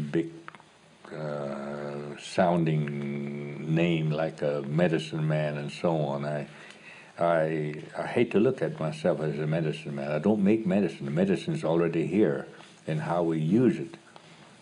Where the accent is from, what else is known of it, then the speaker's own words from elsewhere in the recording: Oklahoma, United States; I'm from Oklahoma